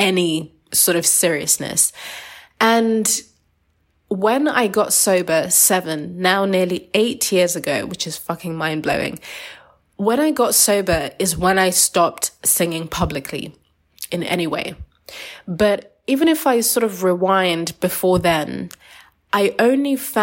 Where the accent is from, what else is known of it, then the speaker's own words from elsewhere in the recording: Zimbabwe; I'm from Zimbabwean, Shona tribe. I'm from a culture where singing is a big part of the culture